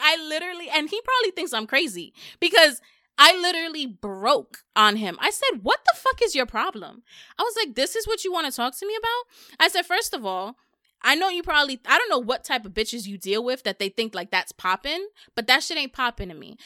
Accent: New York, United States; I'm from New York

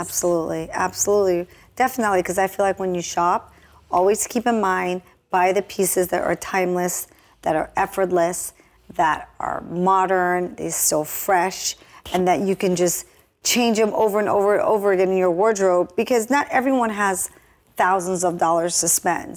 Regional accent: Jamaica; moved away; I was born and raised in Jamaica

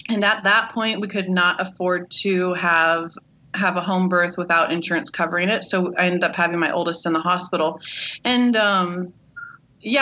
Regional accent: Redlands, California, United States; I'm from Redlands, California

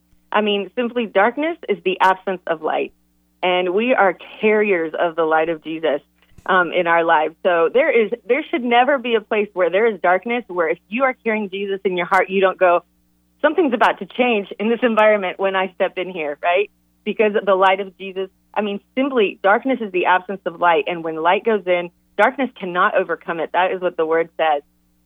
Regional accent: Ecuador; moved away as an adult; now in United States; I grew up in Ecuador, and I came to college. I came to Campbell University at age 18 to go to school.

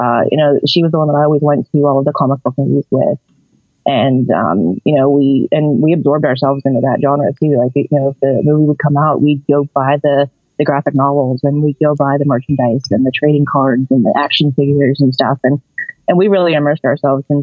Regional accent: Johnstown, Pennsylvania, United States; I hail from Johnstown, Pennsylvania, which is right outside of Pittsburgh.

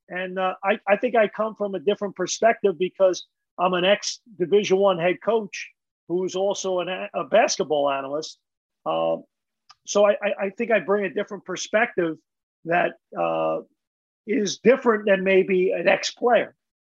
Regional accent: Ireland; I know a lot of Michael Keenans. I'm Irish. So there's a lot of Michael Keenans I know.

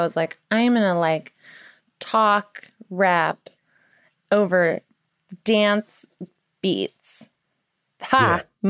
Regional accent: the South, United States; growing up in the South

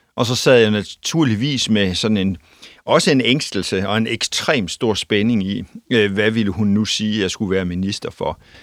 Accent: North Jutland, North Denmark Region, Denmark; jeg er nordjyde, bor i, i Aalborg

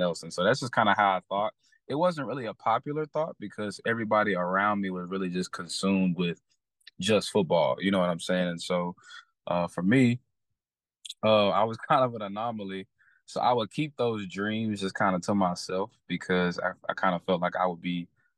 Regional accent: Fort Worth, Texas, United States; I grew up in Fort Worth, Texas. Most of my family's from Houston, but I grew up in Fort Worth, Texas. I'm a Fort Worth native.

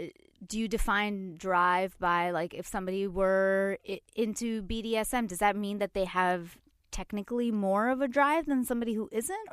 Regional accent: India; It's also because I'm Indian and my mom might be listening and I'm really like, I can't.

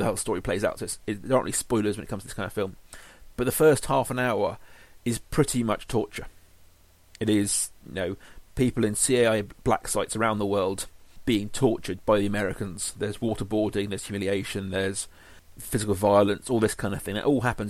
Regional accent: England, United Kingdom; being an Englishman

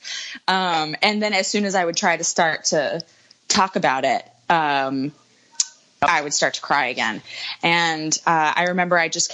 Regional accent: United States; also born or lived in Nashville; my home country

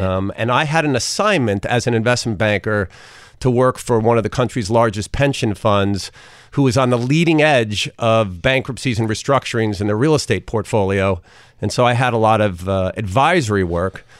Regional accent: Port Washington, New York, United States; also born or lived in Brooklyn; I was raised in Port Washington

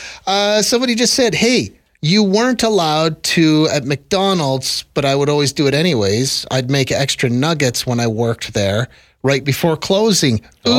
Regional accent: Ontario, Canada; I grew up in Southern Ontario.

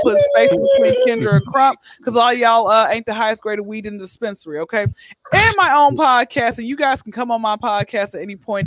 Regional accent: Atlanta, Georgia, United States; now in Los Angeles, United States; born and raised in Atlanta

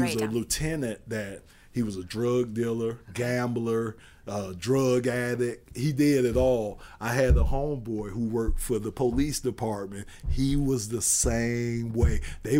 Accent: Miami, Florida, United States; I'm from Florida

